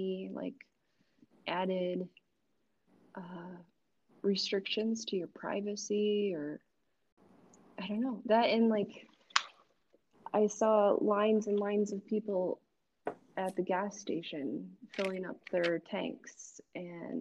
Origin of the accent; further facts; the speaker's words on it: Cedar Falls, Iowa, United States; now in Des Moines, United States; I grew up in Cedar Falls